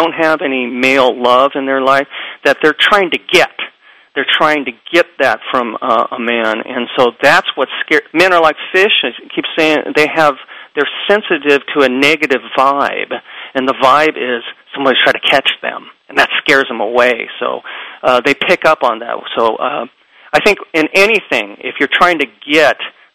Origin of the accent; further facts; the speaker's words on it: United States; being Japanese American